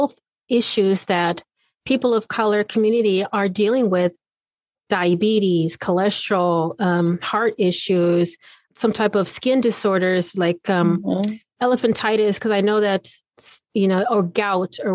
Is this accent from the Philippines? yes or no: no; Okinawa, Japan; now in United States; I was born in Okinawa